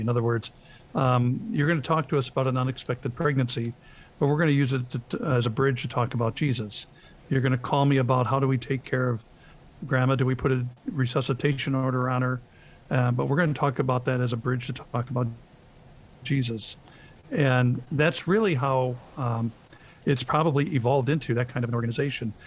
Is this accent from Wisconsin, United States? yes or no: yes; Lake Geneva, Wisconsin, United States; I grew up in Lake Geneva, Wisconsin